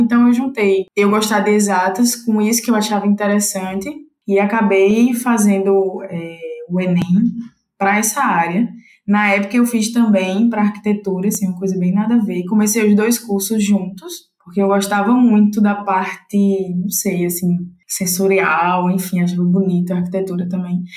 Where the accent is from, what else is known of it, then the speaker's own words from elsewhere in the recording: João Pessoa, Paraíba, Brazil; moved away as an adult; now in Recife, Brazil; eu sou de João Pessoa, Paraíba